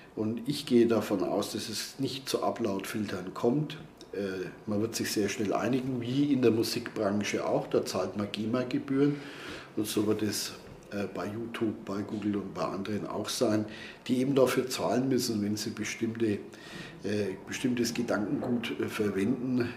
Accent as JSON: {"language": "German", "town": "Nuremberg", "region": "Bavaria", "country": "Germany", "said": "als Nürnberger"}